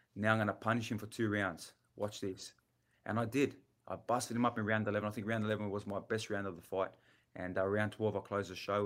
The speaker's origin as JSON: {"language": "English", "country": "Australia", "said": "I'm from Australia"}